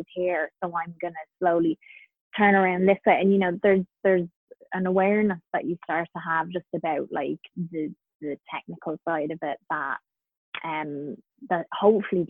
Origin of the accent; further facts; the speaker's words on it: Carlow, Leinster, Ireland; where I grew up in Carlow, we had the River Slaney run right by our house